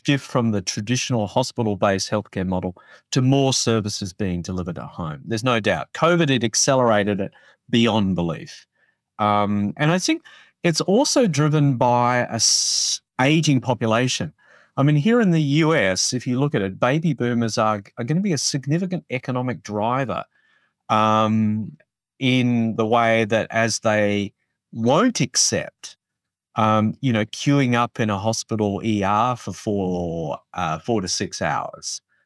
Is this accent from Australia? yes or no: yes; Australia; moved away; I grew up in Australia, um, so I do have an accent